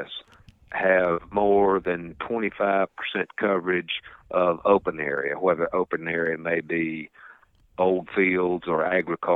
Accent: Piedmont of North Carolina, United States; I was growing up in the Piedmont of North Carolina on a small farm

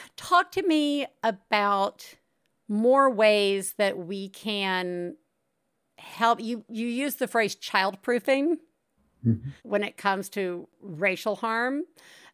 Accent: Deep South, United States; I'm from the Deep South. I know who my people are

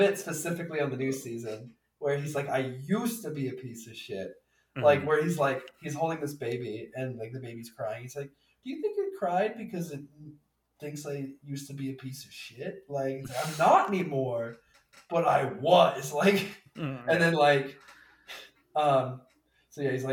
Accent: Indiana, United States; I'm from Indiana

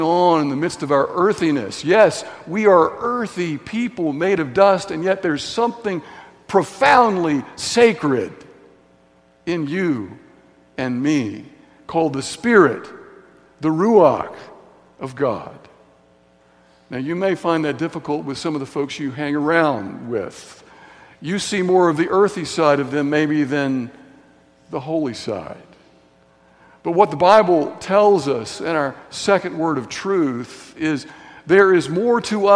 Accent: Signal Mountain, Tennessee, United States; growing up in Signal Mountain, Tennessee, on the playground in Signal Mountain Elementary School

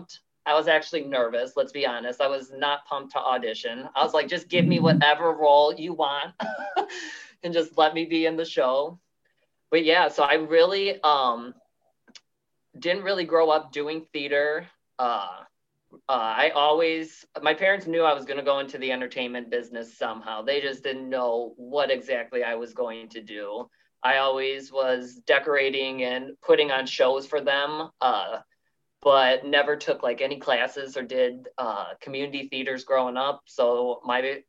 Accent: Amboy, Illinois, United States; accent: Midwest; moved away as an adult; now in Wisconsin, United States; I'm actually originally from Amboy, Illinois, which is an even smaller town than what I live in now

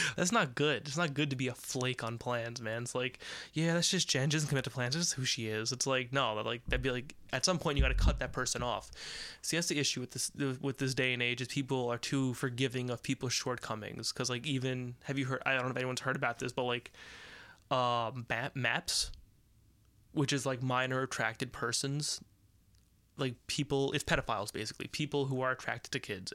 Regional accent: United States; We're American

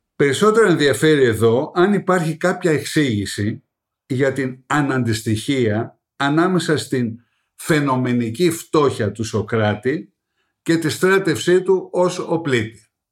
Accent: Greece; καμαρώνουμε ως Έλληνες

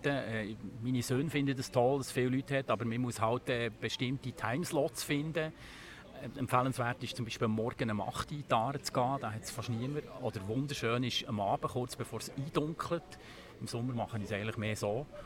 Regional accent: Bern, Switzerland; Ich bin selber im Oberaargau aufgewachsen, äh, mehrere Kilometer von Aaren entfernt.

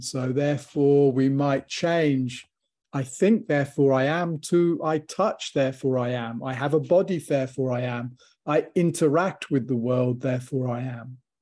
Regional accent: Warwickshire, West Midlands, United Kingdom; I grew up in Warwickshire

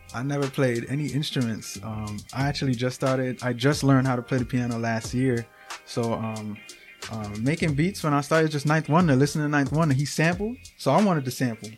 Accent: New York City, New York, United States; now in Schenectady, United States; I'm from Brooklyn, New York

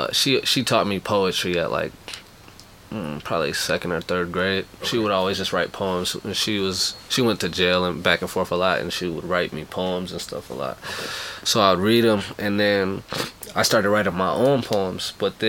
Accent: Minnesota, United States; moved away as an adult; also born or lived in Spokane, Washington / New Jersey; now in Los Angeles, United States; I say I'm from Minnesota. Minnesota raised me.

